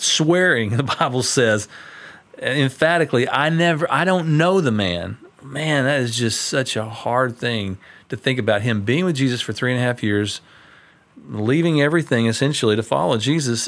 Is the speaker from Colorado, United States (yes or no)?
no; Tyler, Texas, United States; When I was a kid, I grew up over in Tyler